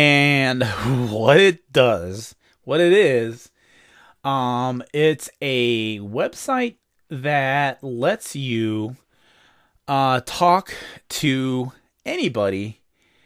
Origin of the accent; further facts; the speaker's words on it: Indiana, United States; I am from Indiana, which is in the United States